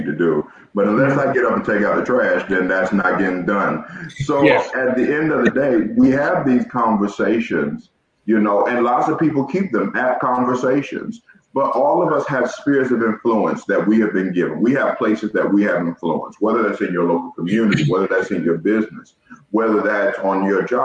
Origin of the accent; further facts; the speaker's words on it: Georgia, United States; now in Ohio, United States; I'm from the South. I'm from Georgia